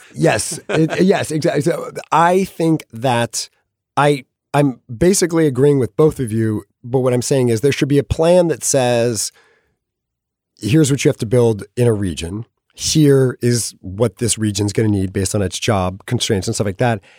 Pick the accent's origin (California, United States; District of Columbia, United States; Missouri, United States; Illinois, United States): California, United States; I'm from California